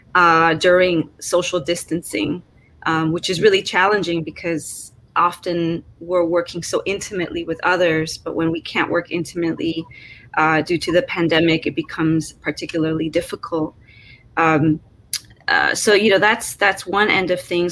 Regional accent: Chicago, Illinois, United States; growing up in Chicago

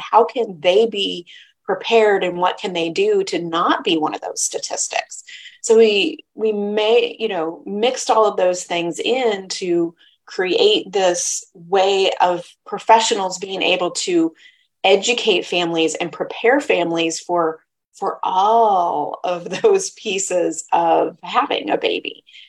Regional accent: Midwest, United States; I was raised in the Midwest

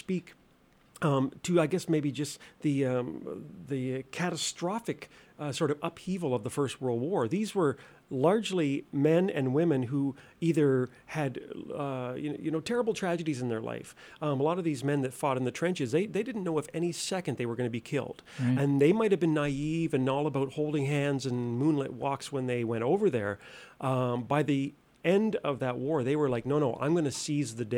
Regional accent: Nova Scotia, Canada; moved away; I'm originally from Nova Scotia

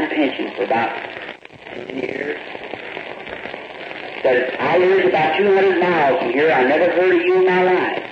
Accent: the South, United States; also born or lived in Indiana; now in Jeffersonville, Indiana, United States; I'm from the South

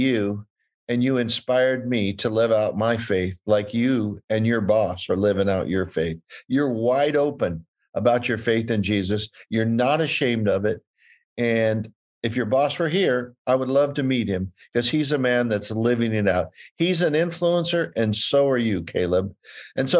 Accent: California, United States; I'm from California.

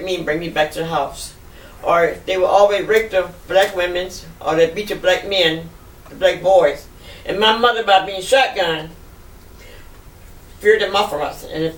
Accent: Biloxi, Mississippi, United States; born there; But I was born in Biloxi on Nixon Street, 763 Nixon Street.

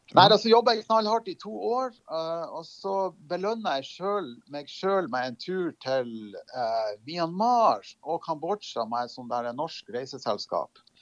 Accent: Lofoten, Nordland, Norway; moved away as an adult; now in Oslo, Norway; så er jeg jo opprinnelig kommer jeg jo fra Lofoten, oppe i Nord-Norge.

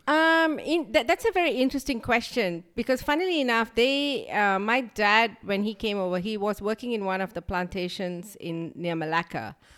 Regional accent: Tamil Nadu, India; we are from Tamil Nadu

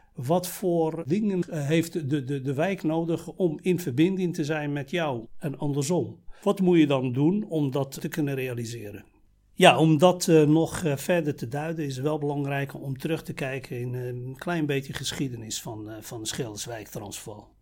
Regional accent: Morocco; moved away as an adult; now in Netherlands; geboren en getogen in Marokko. Ik ben op leeftijd van 24 eh, naar Nederland gekomen.

